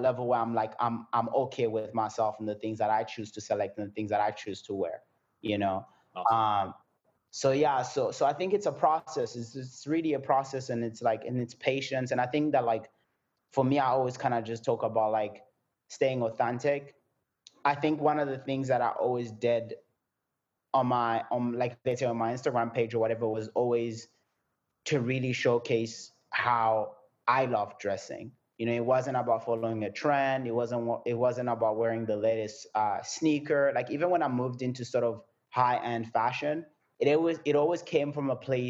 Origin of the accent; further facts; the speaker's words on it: Burundi; moved away; also born or lived in France / South Africa; I was born in France. Then I moved out of France and I went back where I'm originally from, which is Burundi